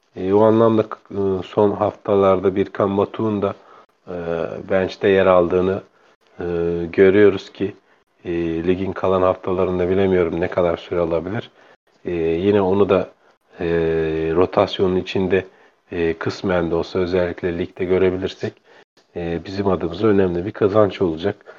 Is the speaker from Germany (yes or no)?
no; Bursa, Turkey; göçmen, e, kökenli bir, e, Bursalıyım